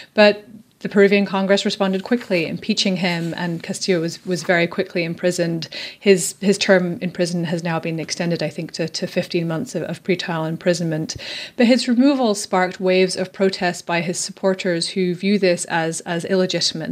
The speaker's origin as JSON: {"language": "English", "region": "Scotland", "country": "United Kingdom", "said": "I'm from Scotland"}